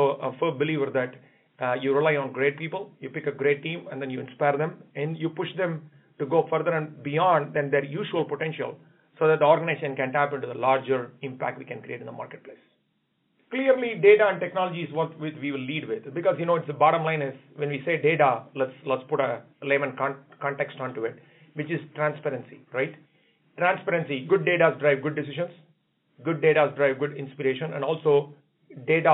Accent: India; now in United States; I come from India

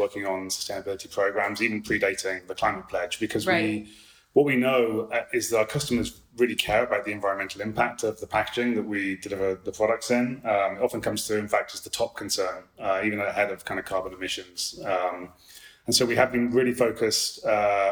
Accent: United Kingdom; as a Brit

